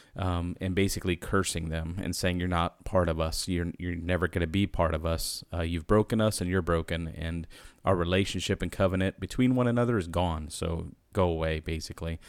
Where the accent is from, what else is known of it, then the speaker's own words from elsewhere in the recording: United States; as an American